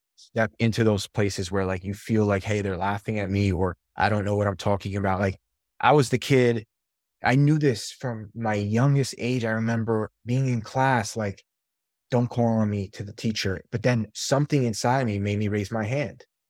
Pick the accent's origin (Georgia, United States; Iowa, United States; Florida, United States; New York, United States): New York, United States; moved away; also born or lived in Albany, New York / Los Angeles area; born and raised in New York